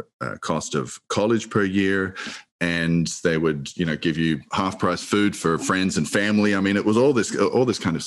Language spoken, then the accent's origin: English; Argentina; now in United States; my home country of Argentina